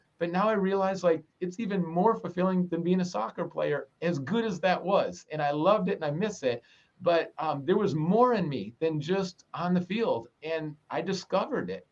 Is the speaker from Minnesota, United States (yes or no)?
yes; Minnesota, United States; I grew up in Minnesota and it's so cold in the winter